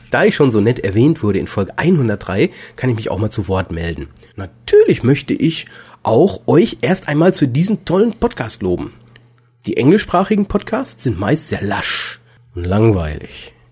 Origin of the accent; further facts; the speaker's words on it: Cardiff, Wales, United Kingdom; born there; ich bin in Cardiff geboren. Denkt euch den Rest.